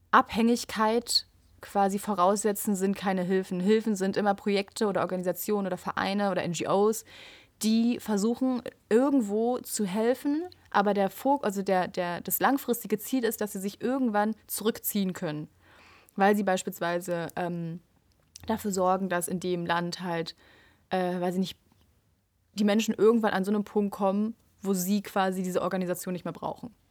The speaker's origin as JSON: {"language": "German", "country": "Switzerland", "also_born_or_lived": "Zurich", "said": "bei uns in der Schweiz ist es ja andersrum."}